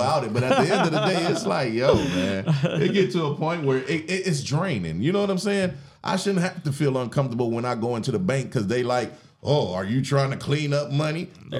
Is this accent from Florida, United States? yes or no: no; Wisconsin, United States; I was born in Wisconsin.